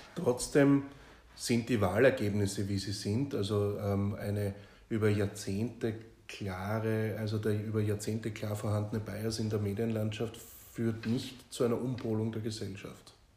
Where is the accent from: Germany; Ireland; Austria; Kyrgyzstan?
Austria; als Österreicher